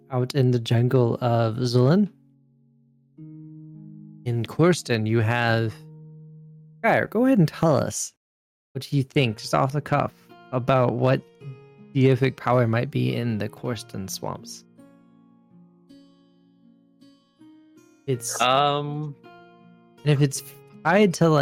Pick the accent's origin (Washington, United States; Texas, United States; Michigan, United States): Texas, United States; East; we're from East Texas